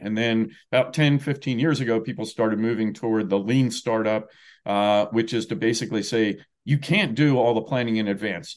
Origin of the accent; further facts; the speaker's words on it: New Jersey, United States; also born or lived in Washington, D.C.; now in Indiana, United States; I grew up in New Jersey